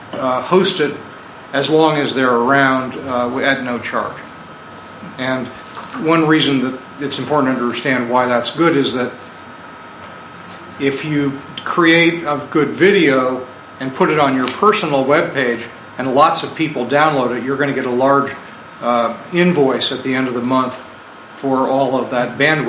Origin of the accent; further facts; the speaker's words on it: Vermont, United States; I'm from Vermont